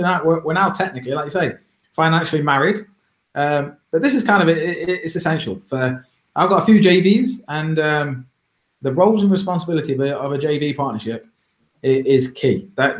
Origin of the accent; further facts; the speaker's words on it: Derby, East Midlands, United Kingdom; I'm only from Derby, I'm a small lad.